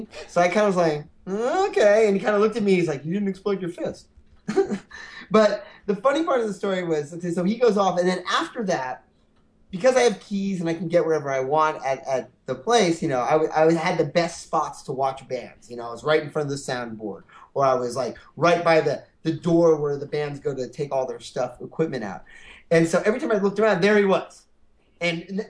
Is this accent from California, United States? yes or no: yes; California, United States; now in New York, United States; I'm from California